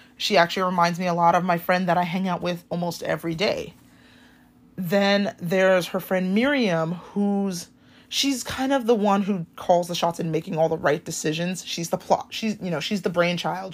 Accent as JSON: {"language": "English", "region": "Hawaii", "country": "United States", "tie": "born or raised there", "said": "growing up in Hawaii"}